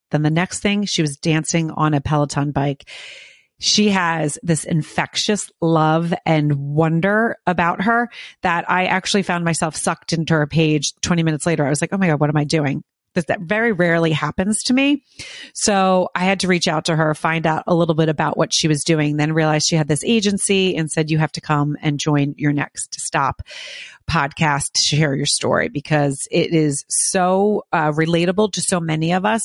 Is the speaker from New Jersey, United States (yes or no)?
yes; outside Philadelphia, New Jersey, United States; I grew up on the East Coast, um, right outside of Philadelphia in New Jersey